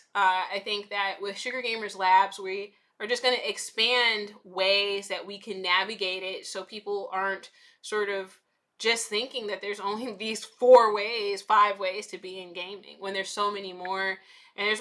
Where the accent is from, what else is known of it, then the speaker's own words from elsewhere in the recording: Chicago, Illinois, United States; I'm from the South Side of Chicago, and you know, I am, you know, I grew up in like the 90s, early 2000s.